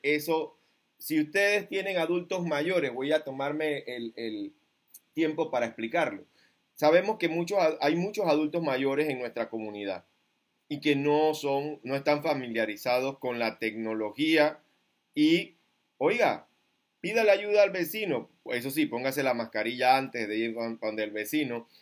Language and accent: Spanish; Panama; como panameño con conciencia cívica